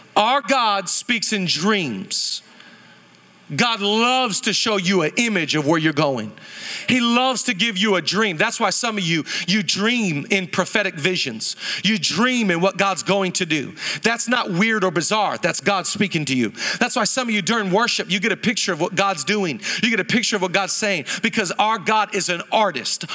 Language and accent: English; Seattle, Washington, United States; moved away as an adult; now in Los Angeles, United States; I grew up in Seattle my whole life